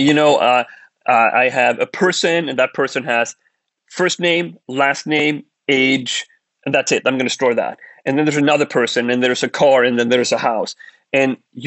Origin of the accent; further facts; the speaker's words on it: Sweden; moved away as an adult; we grew up in Sweden. We were Swedes